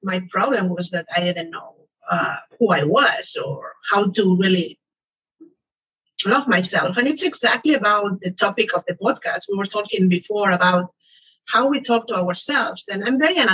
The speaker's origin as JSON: {"language": "English", "town": "Barcelona", "region": "Catalonia", "country": "Spain", "moved": "as an adult", "lives_now": "United States", "said": "I moved to the US. I am originally from Barcelona"}